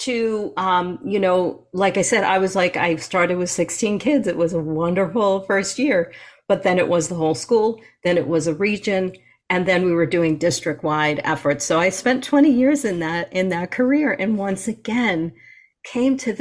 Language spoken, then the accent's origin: English; New York, United States; moved away; I'm a New Yorker, I'm a native New Yorker